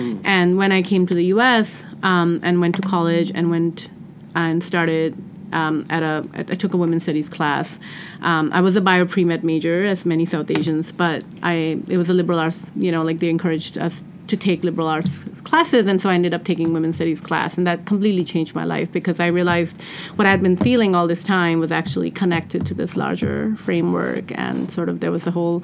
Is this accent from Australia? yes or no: no; Pakistan; now in United States; I grew up in Pakistan